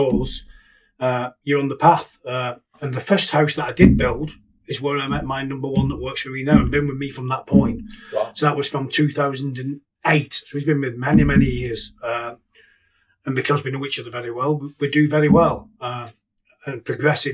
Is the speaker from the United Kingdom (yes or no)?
yes; Keresley, West Midlands, United Kingdom; In Kersley. I've never moved. My parents are still there now. And now I'm living on the same street as them. Always stayed there. Been there since birth.